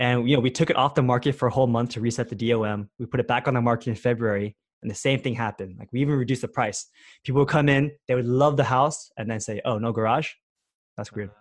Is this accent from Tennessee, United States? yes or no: no; Bay Area, California, United States; I grew up here in the Bay Area